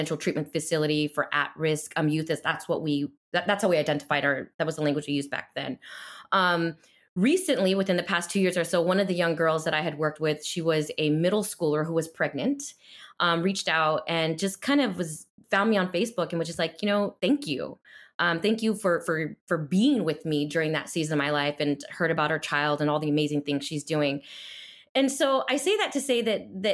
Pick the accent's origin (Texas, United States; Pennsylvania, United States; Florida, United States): Texas, United States; El Paso; now in Chicago, United States; I'm not a Chicago native. I'm originally from El Paso, Texas, but have been out of Texas for many years now